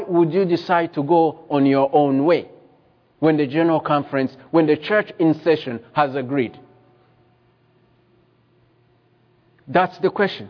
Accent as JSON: {"language": "English", "country": "Rwanda", "tie": "born or raised there", "said": "I was born in Rwanda"}